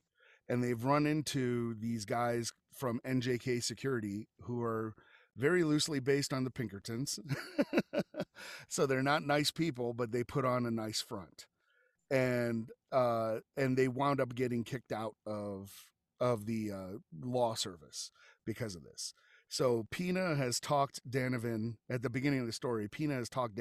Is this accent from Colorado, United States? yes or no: yes; Colorado Springs, Colorado, United States; I am from Colorado Springs. And so we are kind of still the Old West